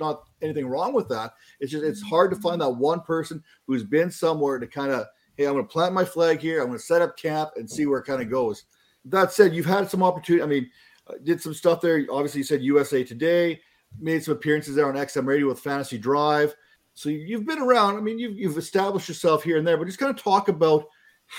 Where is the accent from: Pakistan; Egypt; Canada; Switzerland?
Canada; growing up in Canada, we never had an NFL team